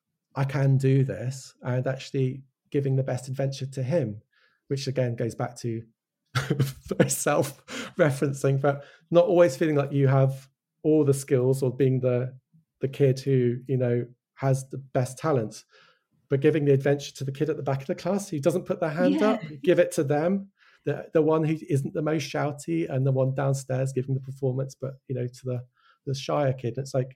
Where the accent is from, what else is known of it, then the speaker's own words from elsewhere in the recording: Wales, United Kingdom; accent: English; now in England; my brother was born in Wales. I grew up in Wales. And it's like, I studied in Hull. I now live in England. And I don't have an English, I have an English accent, but I don't have a Welsh accent.